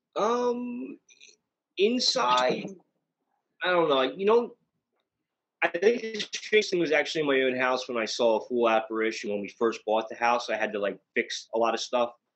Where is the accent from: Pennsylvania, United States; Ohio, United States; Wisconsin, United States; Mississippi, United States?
Pennsylvania, United States; Bechtelsville; I grew up in Bechtelsville